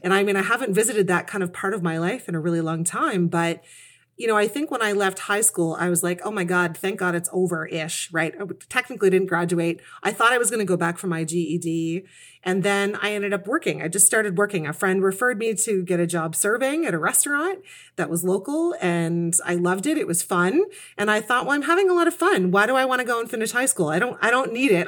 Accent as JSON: {"language": "English", "town": "Kitchener", "region": "Ontario", "country": "Canada", "tie": "born or raised there", "moved": "yes", "said": "I was raised in Kitchener, Ontario, and that's where I still, where I've come back to now at this stage of my life. I've been kind of everywhere."}